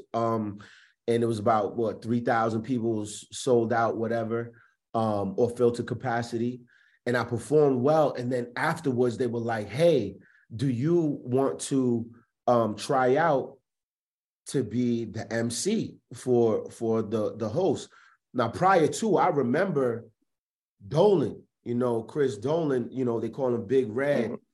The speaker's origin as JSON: {"language": "English", "town": "Providence", "region": "Rhode Island", "country": "United States", "tie": "born or raised there", "also_born_or_lived": "Richmond, Virginia / Atlanta", "said": "I am born and raised in Providence, Rhode Island"}